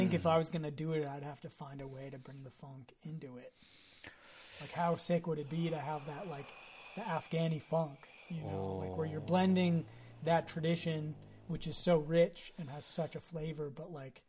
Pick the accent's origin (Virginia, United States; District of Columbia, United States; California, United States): California, United States; Marin; us growing up in Marin